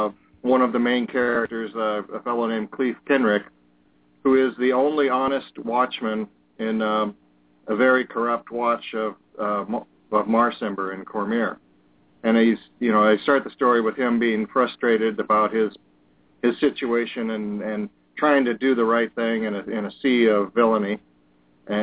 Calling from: Wisconsin, United States

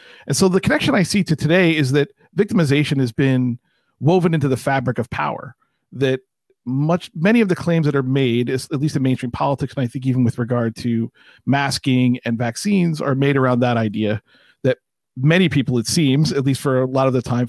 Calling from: Montclair, New Jersey, United States; I'm about 8 miles away in Montclair, New Jersey, in the suburbs of Newark.

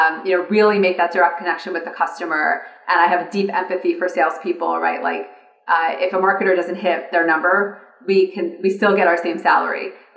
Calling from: California, United States; So I am calling today from California.

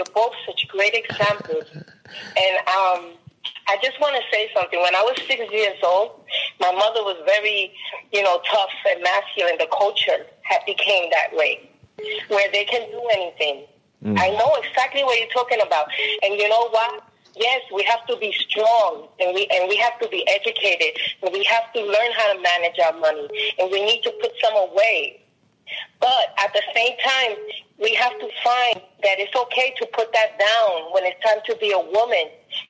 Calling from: New Jersey, United States; New Jersey.

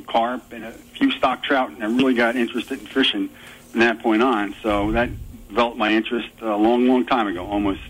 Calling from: Shokan, New York, United States; I'm home in Shokan, New York. Too far from the Shokan Reservoir and 5 minutes from the Esopus Creek.

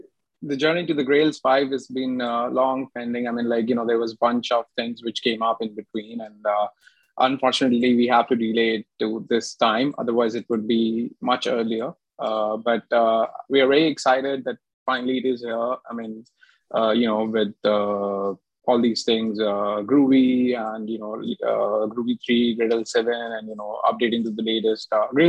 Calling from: Faridabad, Haryana, India; I am joining from India, near Delhi, city called Faridabad.

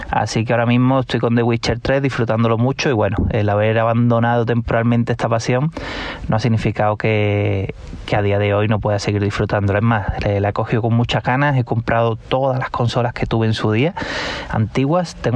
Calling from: Málaga, Andalusia, Spain; Hola amigos de Vandal … de La Laurina Grande en Málaga

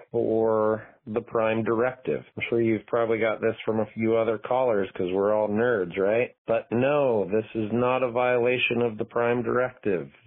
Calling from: Madison, Wisconsin, United States; I'm calling from Madison in Wisconsin

